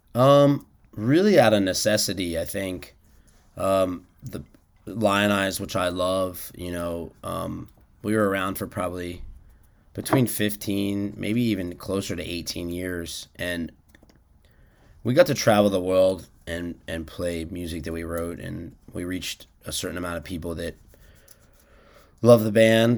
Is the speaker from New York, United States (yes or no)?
no; Washington, District of Columbia, United States; I grew up in Washington, D C